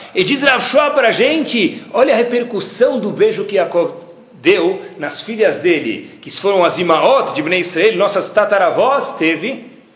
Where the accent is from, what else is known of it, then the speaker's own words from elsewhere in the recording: Brazil; also born or lived in Baltimore, United States; eu como brasileiro